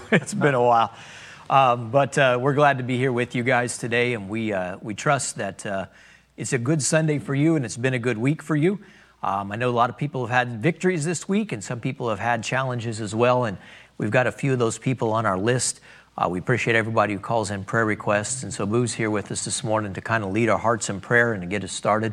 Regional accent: United States; as Americans

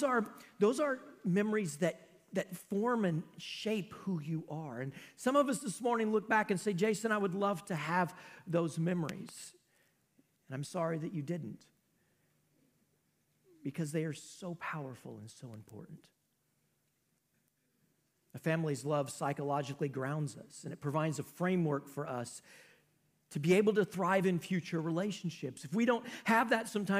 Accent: Knoxville, Iowa, United States; I grew up in Mayberry, y'all. Knoxville, Iowa is just about Mayberry.

